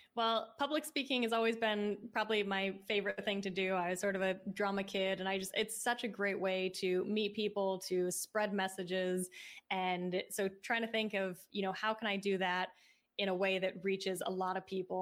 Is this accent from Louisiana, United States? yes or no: no; Seattle, Washington, United States; moved away; I grew up in Seattle and that's where my mom started the business